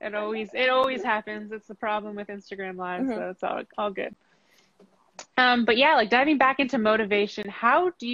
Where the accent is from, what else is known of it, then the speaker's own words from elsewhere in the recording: Vancouver, British Columbia, Canada; now in Ottawa, Canada; I was born in Vancouver